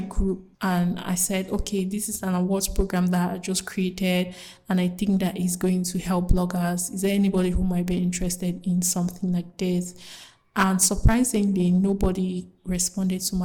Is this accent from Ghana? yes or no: no; English-speaking part of Cameroon, Anglophone Cameroon, Cameroon; I come from the English-speaking part of Cameroon in Africa.